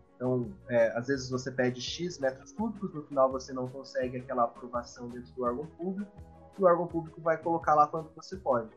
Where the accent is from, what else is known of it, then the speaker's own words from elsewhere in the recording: Curitiba, Paraná, Brazil; eu sou de Curitiba, estou em Curitiba no momento